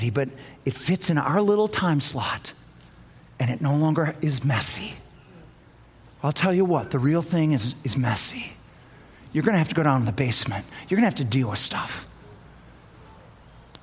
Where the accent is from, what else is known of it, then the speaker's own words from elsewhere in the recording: United States; I'm American. Nobody's more American than me.